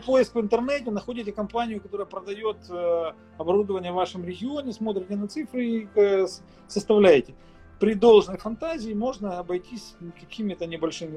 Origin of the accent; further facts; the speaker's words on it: Mykolaiv, Mykolaiv Oblast, Ukraine; also born or lived in Ochakiv, Ukraine; я сам из Николаева исторически